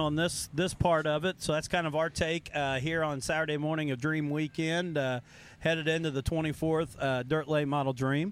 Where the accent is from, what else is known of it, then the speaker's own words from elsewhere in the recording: Indiana, United States; we're from Indiana